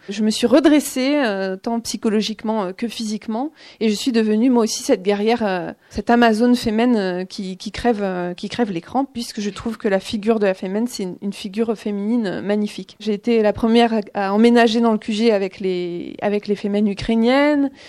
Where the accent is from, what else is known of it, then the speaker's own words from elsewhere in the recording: Vendée, Pays de la Loire, France; j'ai grandi en, en Vendée